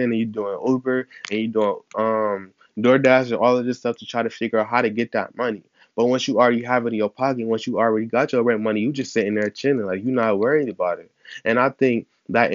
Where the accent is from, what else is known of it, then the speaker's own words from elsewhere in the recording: Ohio, United States; I'm from Ohio